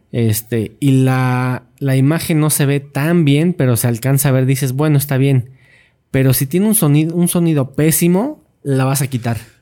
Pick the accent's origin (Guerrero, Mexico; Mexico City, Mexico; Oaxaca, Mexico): Mexico City, Mexico; yo nací aquí en Ciudad de México. Soy chilango